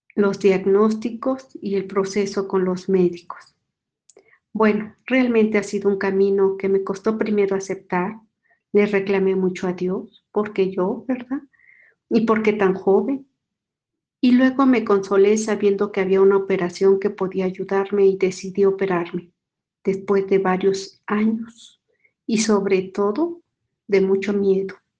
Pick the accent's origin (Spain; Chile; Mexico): Mexico; soy mexicana